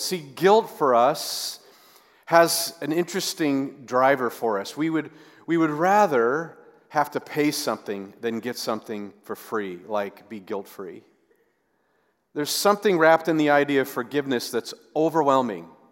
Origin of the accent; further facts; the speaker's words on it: the West, United States; growing up in, in the West